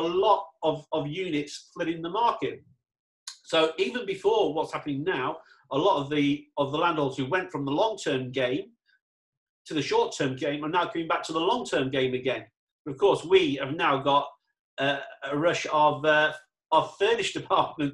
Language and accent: English; England, United Kingdom; now in Dubai, United Arab Emirates; I'm English, so do I go back to England where it's great, it's wet